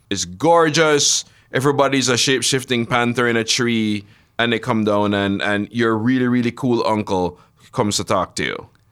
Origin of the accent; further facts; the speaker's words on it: Jamaica; I grew up in Jamaica, basically absorbing America all my life